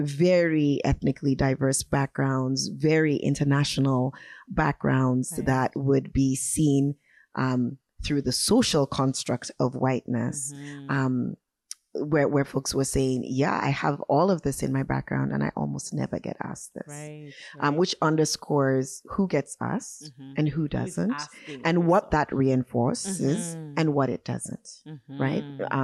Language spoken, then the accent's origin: English; Vancouver, British Columbia, Canada; And I say, you know, Vancouver, Canada. And they go, oh no, where are you really from? Where's your family from? At this point, I often smile and answer the question and say, oh yeah, I'm also from Sierra Leone, Freetown.